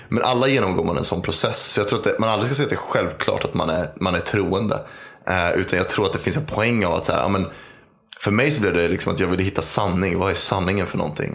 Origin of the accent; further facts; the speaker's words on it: Uppsala, Uppsala County, Sweden; är född och uppvuxen i Uppsala